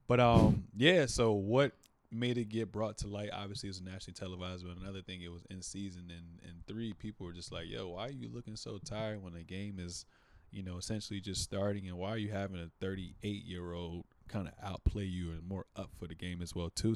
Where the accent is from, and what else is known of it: United States